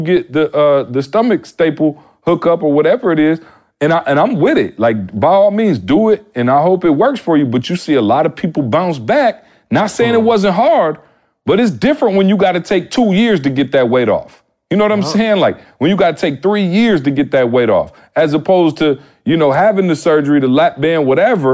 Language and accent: English; Midwest, United States; I'm from the Midwest.